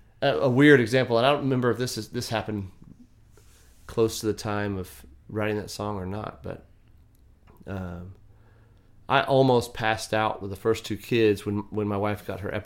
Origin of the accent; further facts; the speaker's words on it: Texas, United States; growing up in Texas, I grew up hunting, and we lived on a farm and had some cows.